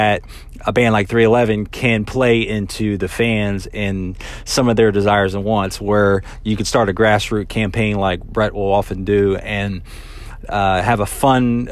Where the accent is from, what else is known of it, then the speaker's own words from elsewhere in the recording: Charlotte area, North Carolina, United States; my hometown